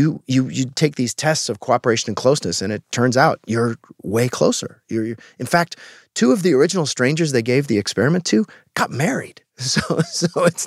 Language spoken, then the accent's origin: English; Alaska, United States; I grew up in Alaska, which was pretty far outside